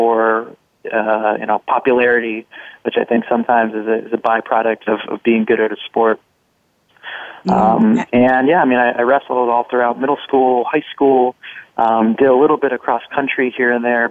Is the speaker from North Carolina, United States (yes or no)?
no; New Jersey, United States; I grew up in New Jersey.